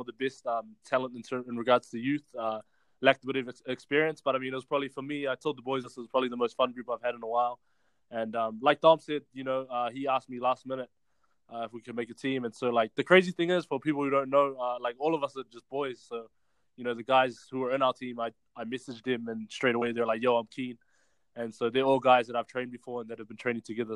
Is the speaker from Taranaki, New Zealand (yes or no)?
no; Auckland, New Zealand; growing up in Glen Innes, it's like a real blue collar town